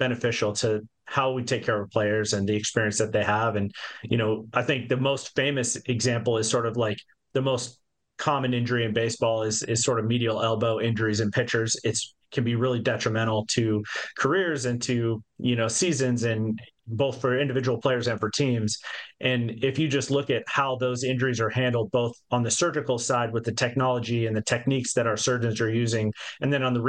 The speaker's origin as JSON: {"language": "English", "town": "Yakima", "region": "Washington", "country": "United States", "tie": "born or raised there", "said": "I grew up in Yakima, Washington, right there in South Central Washington."}